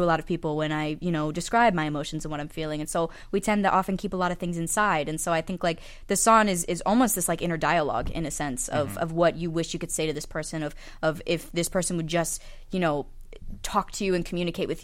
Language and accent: English; Philadelphia, Pennsylvania, United States; moved away; Philly's my hometown, and I happen to be in town